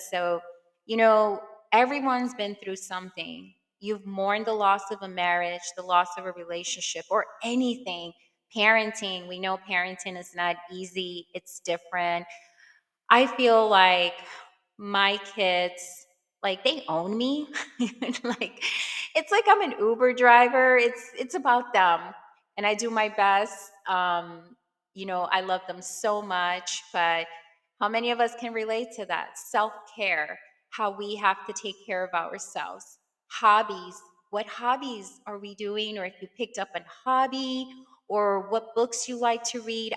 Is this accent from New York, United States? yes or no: yes; New York City, New York, United States; moved away; I am from Brooklyn, New York